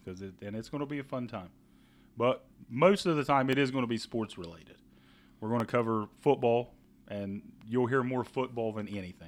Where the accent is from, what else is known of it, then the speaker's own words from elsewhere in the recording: Ohio, United States; And we are from Ohio, by the way. If you do not know us, we are a couple Ohio boys.